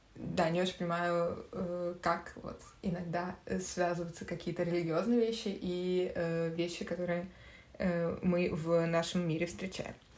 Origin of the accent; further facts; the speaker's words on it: Moscow, Russia; Я тоже родилась и выросла в Москве